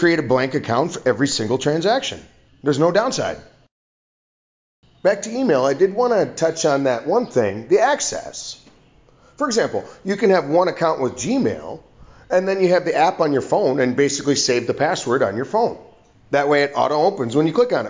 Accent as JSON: {"language": "English", "country": "United States", "moved": "yes", "lives_now": "Vietnam", "said": "I'm an American living overseas in Vietnam"}